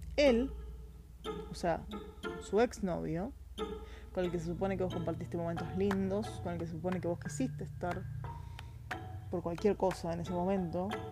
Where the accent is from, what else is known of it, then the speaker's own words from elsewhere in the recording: Argentina; Soy argentina